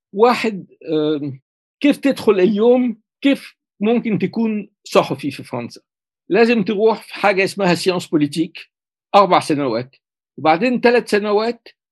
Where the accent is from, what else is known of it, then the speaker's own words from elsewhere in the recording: Cairo, Cairo Governorate, Egypt; now in France; ولدت في القاهرة